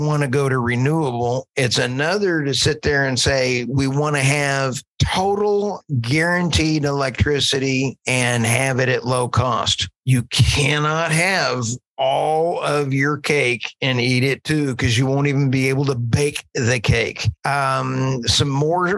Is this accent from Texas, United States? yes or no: yes; Texas, United States; I'm a Texan